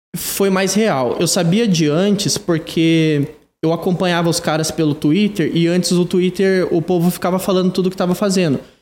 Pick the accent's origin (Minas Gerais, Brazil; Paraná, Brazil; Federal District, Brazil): Paraná, Brazil; Ibaiti; moved away as an adult; now in Curitiba, Brazil